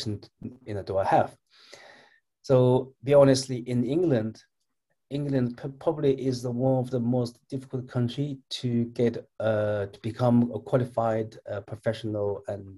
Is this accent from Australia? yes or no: no; Northwest China, China; moved away; I'm Chinese, and I was born in China